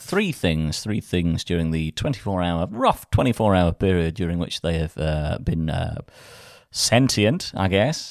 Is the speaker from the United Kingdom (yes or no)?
yes; Folkestone, South East England, United Kingdom; growing up in the nineties in Folkestone